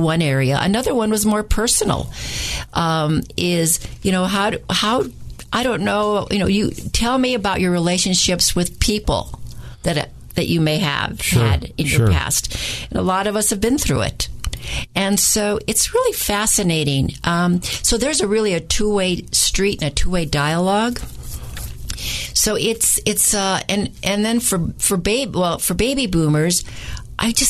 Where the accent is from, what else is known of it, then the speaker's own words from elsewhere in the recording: New Mexico, United States; I'm from New Mexico, so that's really ingrained in me about language and who we are as a great people